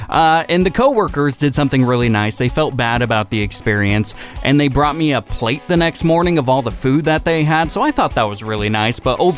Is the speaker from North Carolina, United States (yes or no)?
no; Tacoma, Washington, United States; I went to, it's called the Taste of Tacoma. It's in my hometown.